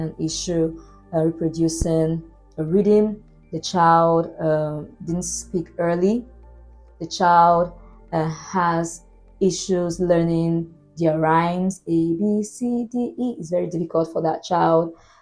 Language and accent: English; Boko, Benue, Nigeria; moved away; where I grew up in Benue State, a town called Boko